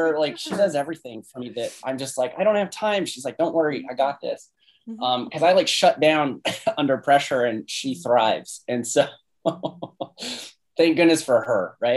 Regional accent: Phoenix, Arizona, United States; also born or lived in Renton, Washington; our family moved back to Phoenix when I was like four. So basically I grew up here

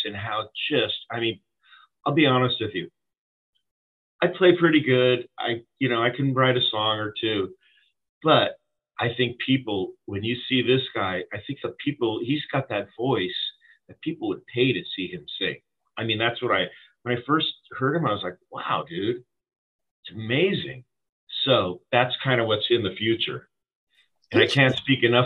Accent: California, United States; we are from California.

